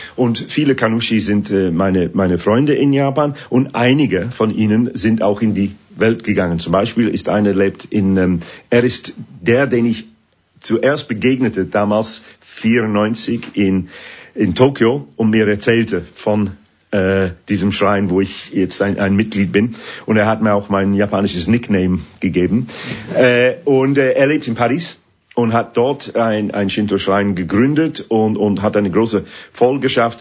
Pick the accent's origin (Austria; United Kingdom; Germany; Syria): United Kingdom; England; German is a second language; moved away as an adult; also born or lived in Sheffield; now in Switzerland; Musik von meiner Heimat